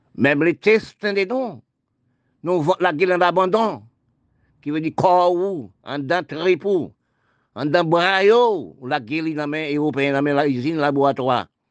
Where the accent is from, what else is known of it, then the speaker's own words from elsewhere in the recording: Haiti; now in Guadeloupe; je parle de mon pays d'Haïti, je suis né en Haïti. Toute ma famille, est en Haïti